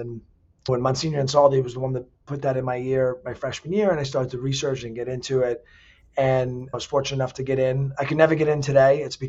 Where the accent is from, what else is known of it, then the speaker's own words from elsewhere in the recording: New York City, New York, United States; moved away as an adult; also born or lived in Germany / Florida; grew up in Staten Island. My mom and dad raised us there. I'm the youngest of four. Loved growing up on Staten Island. I was in the South Shore, Tottenville area. Obviously went to St. Joseph by the Sea.